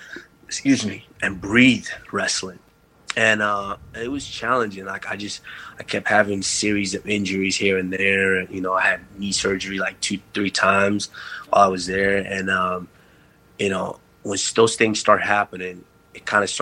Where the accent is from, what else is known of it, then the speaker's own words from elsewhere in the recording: Texas, United States; I grew up in Texas, and when you're growing up in Texas, football and basketball are king